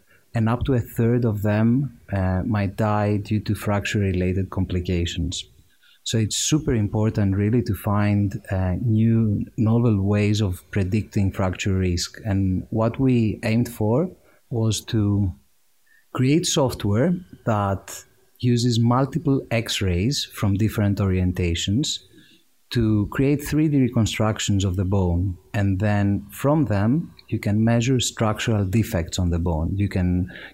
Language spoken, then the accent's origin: English; Greece; moved away as an adult; also born or lived in Cambridge, United Kingdom; now in United Kingdom; I'm from Greece. I grew up there, went to school over there